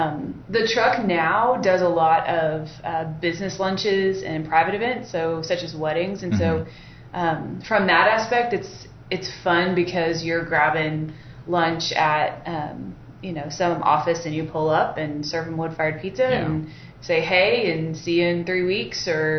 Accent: Oklahoma City, Oklahoma, United States; Yep, our parents met in college, and my dad grew up in Owosso, mom grew up in Bethany, and lived all around northwest side of Oklahoma City all of our lives.

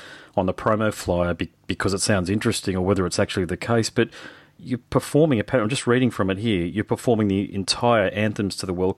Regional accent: Brisbane, Queensland, Australia; I'm from Brisbane

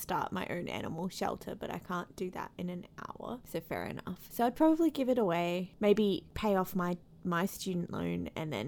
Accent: Australia; now in United States; I'm Australian.

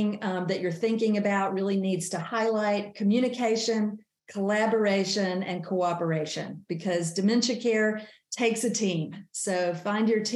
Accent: North Carolina, United States; born or raised there

